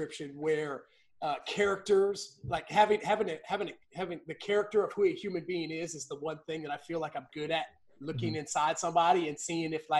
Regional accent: West Virginia, United States; growing up in West Virginia

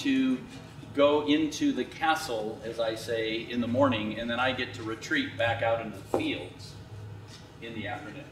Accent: Laguna Beach, California, United States; I'm from Laguna Beach

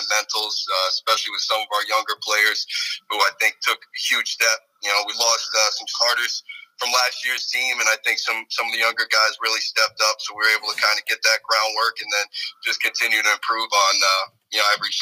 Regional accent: Rhode Island, United States; I was born and raised in Rhode Island, so I grew up watching this program

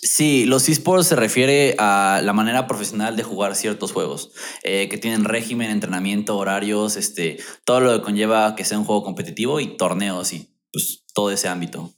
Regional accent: Mexico; yo de México

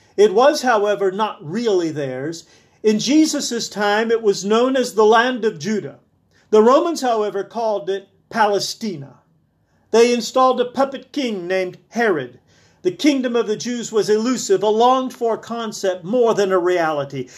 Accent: South Alabama, United States; where I was born in South Alabama

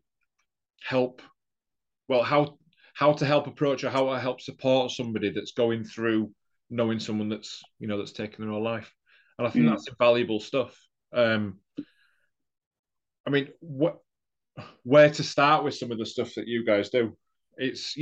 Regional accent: Leeds, Yorkshire and the Humber, United Kingdom; I'm from Leeds

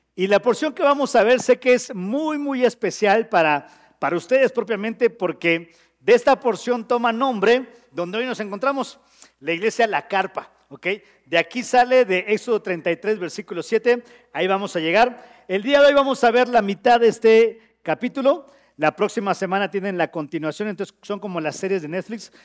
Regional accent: Yucatán, Mexico; also born or lived in Mexico City; now in Querétaro, Mexico; soy yucateco

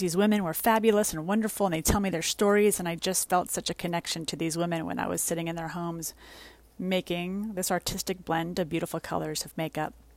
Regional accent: New York City, New York, United States; moved away as an adult; also born or lived in Westchester, New York / Florida; I was born and raised in the Bronx and lived in Westchester for a long time.

